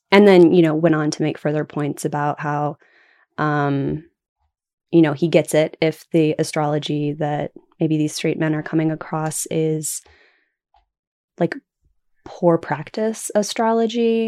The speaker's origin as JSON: {"language": "English", "region": "Oklahoma", "country": "United States", "also_born_or_lived": "Puget Sound, Washington", "moved": "yes", "lives_now": "Washington, United States", "said": "I am originally from Oklahoma"}